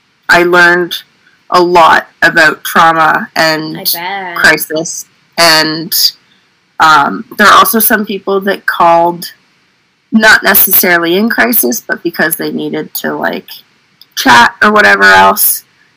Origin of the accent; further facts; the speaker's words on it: Oromocto, New Brunswick, Canada; now in Fredericton, Canada; Yeah, I'm right in Fredericton. So I grew up in Oromocto and then didn't move too far away.